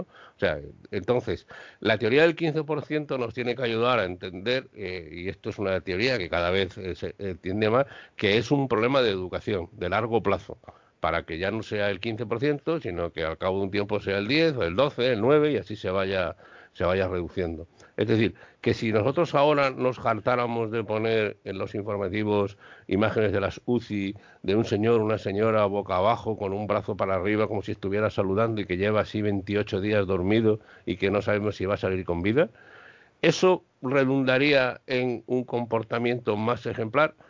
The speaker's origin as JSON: {"language": "Spanish", "town": "Madrid", "region": "Community of Madrid", "country": "Spain", "moved": "yes", "lives_now": "Seville, Spain", "said": "aunque soy madrileña, le he dicho antes a, Alberto, yo soy de San Blas, yo soy de un barrio obrero"}